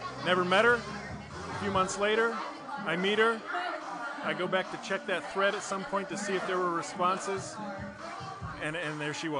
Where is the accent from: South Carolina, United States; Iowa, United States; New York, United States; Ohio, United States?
Ohio, United States; Clyde; moved away; I'm from Ohio, originally.